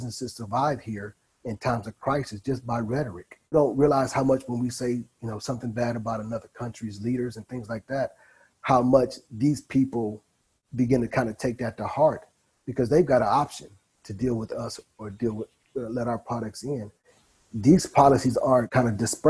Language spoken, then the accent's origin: English; Cleveland, Ohio, United States; Growing up in Cleveland